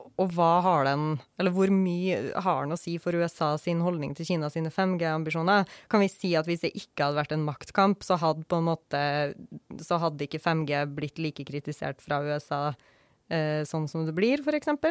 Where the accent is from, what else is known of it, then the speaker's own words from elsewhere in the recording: Norway; Som nordmann